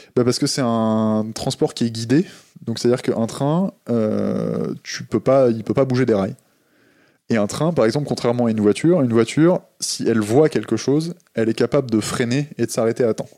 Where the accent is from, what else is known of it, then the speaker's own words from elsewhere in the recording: Le Havre, Normandy, France; Je suis né au Havre